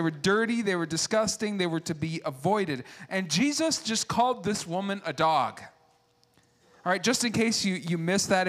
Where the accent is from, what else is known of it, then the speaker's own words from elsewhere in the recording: United States; I like being an American